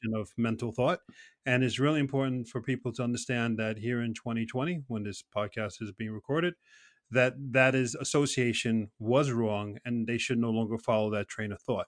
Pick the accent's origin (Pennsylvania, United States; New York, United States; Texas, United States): New York, United States; New York City; I was brought up in New York City